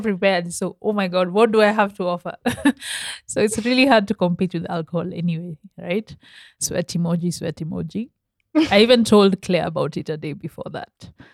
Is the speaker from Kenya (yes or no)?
yes; Kenya; I'm very Kenyan